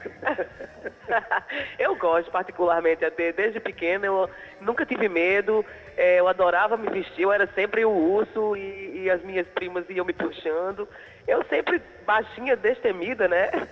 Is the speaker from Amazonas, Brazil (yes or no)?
no; João Pessoa, Paraíba, Brazil; eu também sou de João Pessoa, sobrinha de Liz